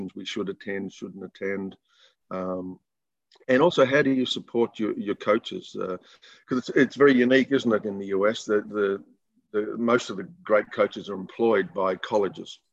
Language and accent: English; Australia; also born or lived in United States / United Kingdom; feeling good about yourself as an Aussie